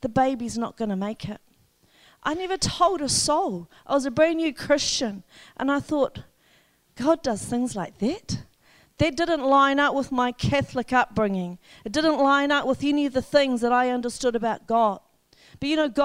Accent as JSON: {"language": "English", "region": "Wellington", "country": "New Zealand", "tie": "born or raised there", "moved": "as an adult", "lives_now": "Whangarei, New Zealand", "said": "I was raised in Wellington"}